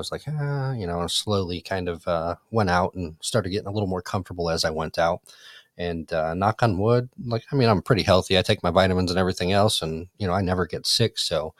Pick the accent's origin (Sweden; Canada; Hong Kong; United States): United States; Michigan; now in Orlando, United States; my Michigan sleeve, you know, with the Red Wings. I got the Tigers, and so kind of my hometown sleeve.